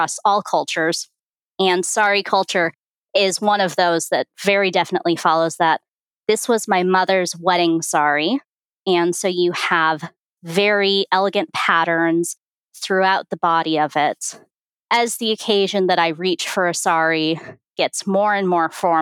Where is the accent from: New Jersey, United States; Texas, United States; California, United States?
California, United States; now in Phoenix, United States; I'm based in Phoenix, Arizona, although really I'm a California girl at heart